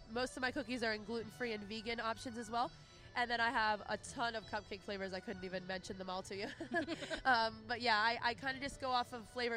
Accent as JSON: {"language": "English", "town": "Lansdale", "region": "Pennsylvania", "country": "United States", "tie": "born or raised there", "said": "I grew up in Lansdale, lived there my whole life"}